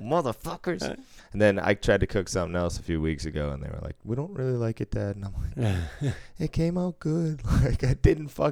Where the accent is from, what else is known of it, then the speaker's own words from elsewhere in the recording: Boston, Massachusetts, United States; I grew up in Boston